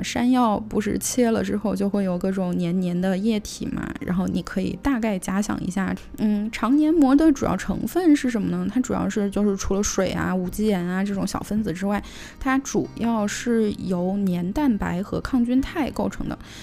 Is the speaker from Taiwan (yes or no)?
no; China; 作为我们中国人